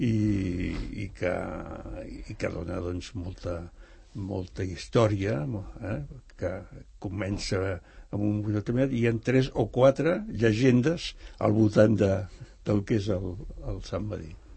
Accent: Barcelona, Catalonia, Spain; jo que sóc de Gràcia, eh, nascut a Gràcia

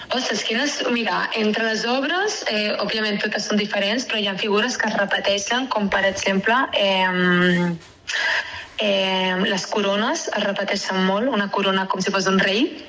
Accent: Castellar del Vallès, Catalonia, Spain; soc de castellà

